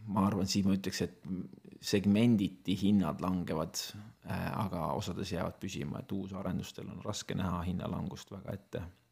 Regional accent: Estonia; minu lapsepõlv möödus Nõukogude Eestis ja ma olin teismeline, kui Eesti sai vabaks

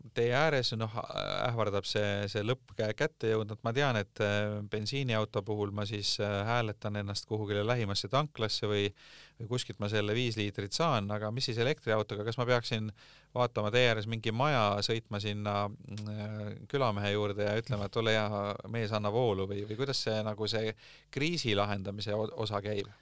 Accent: Tartu, Tartu County, Estonia; moved away; mina olen Tartust pärit

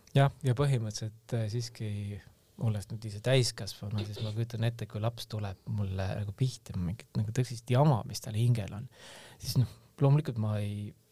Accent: Tallinn, Harju County, Estonia; mina kasvasin tegelikult nagu Tallinnas Õismäel ülesse

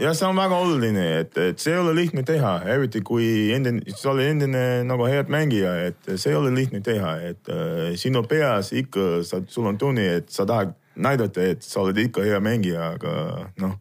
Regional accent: Virginia, United States; Estonian is a second language; moved away as an adult; also born or lived in Colorado; now in Estonia; ma kasvasin seal Virginias, siis äh, ülikooli aeg tuli, siis ma läksin äh, sinna Coloradosse

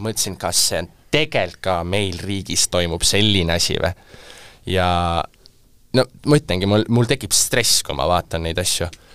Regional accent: Estonia; ma olen äh, Eestist pärit produtsent

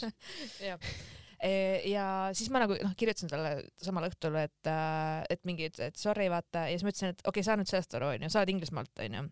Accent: Estonia; ma ikkagi olen eestlane

